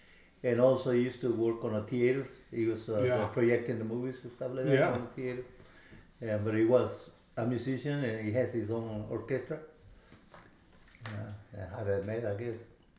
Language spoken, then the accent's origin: English; Nuevo Laredo, Tamaulipas, Mexico; first language Spanish; English is a second language; moved away as an adult; also born or lived in Waco, Texas; now in United States; I was born in Nuevo Laredo, Mexico.